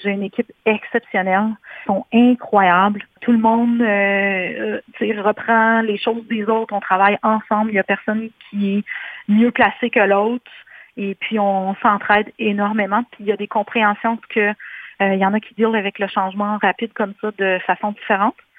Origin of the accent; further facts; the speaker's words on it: White River, Ontario, Canada; moved away as an adult; also born or lived in Sudbury / Barrie; j'ai fait mon secondaire, etc., dans le nord euh, de l'Ontario, une petite place qui s'appelle White River